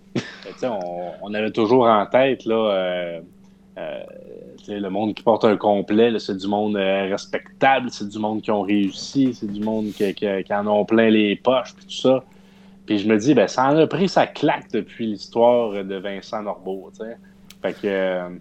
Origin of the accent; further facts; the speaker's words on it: Saint-Hyacinthe, Quebec, Canada; nous sommes tous natifs de Saint-Hyacinthe